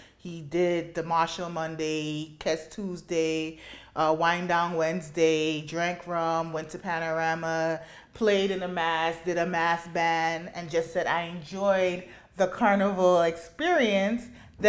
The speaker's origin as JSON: {"language": "English", "country": "Grenada", "tie": "born or raised there", "also_born_or_lived": "Brooklyn, New York, United States", "moved": "yes", "said": "even though I grew up in Grenada, my grandfather was from Trinidad. And I used to spend many times in Grandy with him"}